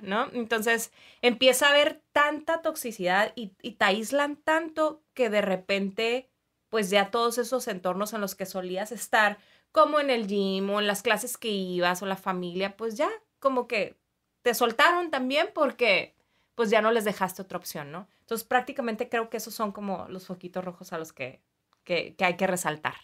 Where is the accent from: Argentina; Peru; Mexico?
Mexico; Mexicali, Baja California; now in Tijuana, Mexico; soy de Mexicali, entonces mucha parte de mí está allá en Mexicali, pero también aquí en Tijuana, que ya hice mucho mi vida, me casé aquí, este, estudié aquí